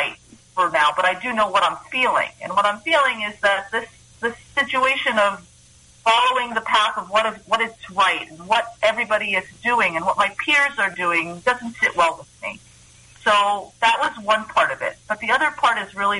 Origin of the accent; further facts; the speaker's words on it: New York City, New York, United States; moved away as an adult; also born or lived in Israel; I grew up in Greenwich Village, New York City